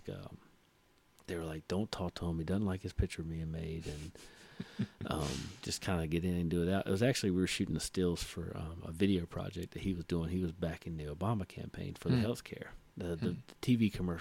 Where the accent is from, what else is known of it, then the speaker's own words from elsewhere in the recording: Mount Airy, North Carolina, United States; I'm from Mount Airy, which is Mayberry, what the show was born and bred on